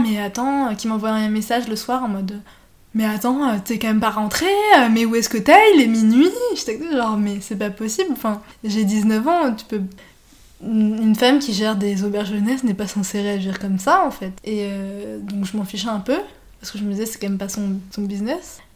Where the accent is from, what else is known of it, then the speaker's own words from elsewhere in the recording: France; je suis française